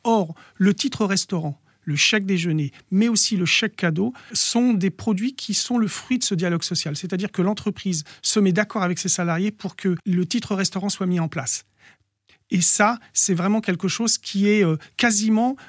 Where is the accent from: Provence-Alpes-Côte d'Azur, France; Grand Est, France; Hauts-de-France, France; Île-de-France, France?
Île-de-France, France; Bondy; also born or lived in Noisy-le-Sec / Villetaneuse; je suis né à Noisy-le-Sec, j'ai vécu toute mon enfance à Bondy